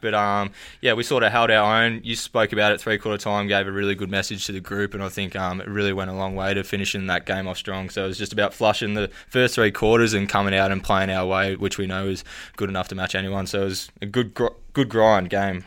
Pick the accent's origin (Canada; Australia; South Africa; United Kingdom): Australia; Wensleydale, Victoria; moved away; also born or lived in Winchelsea; I'm from the country originally, so um, out near Geelong Way. It's a place called Wensleydale.